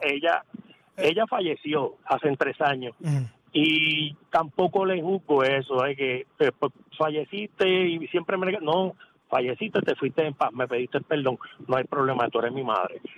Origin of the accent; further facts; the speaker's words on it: San Juan, Puerto Rico; Yo yo me crié en Llorentorre. Torres. Y a mí siempre me enseñaron en el caserío